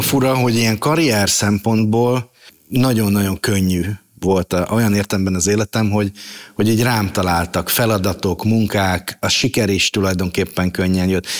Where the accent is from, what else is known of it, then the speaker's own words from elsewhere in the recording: Budapest, Hungary; also born or lived in Szentes; a nagymamámmal laktunk nagyon sokáig, ö, Terézvárosban, a Ripurónai utcában, ö, és nagyjából ott is nőttem fel